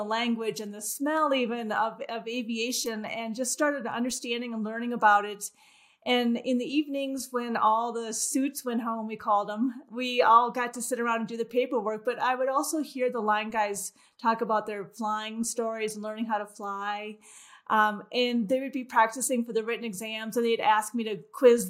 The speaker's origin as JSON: {"language": "English", "region": "Midwest", "country": "United States", "tie": "born or raised there", "said": "as a young girl growing up in the Midwest"}